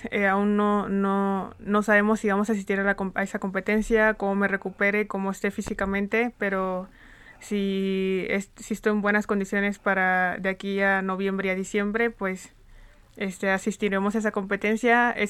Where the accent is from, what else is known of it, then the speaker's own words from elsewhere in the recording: Tonalá, Chiapas, Mexico; born there; Yo nací en Tonalá, Chiapas, ah, inicié en el deporte de atletismo.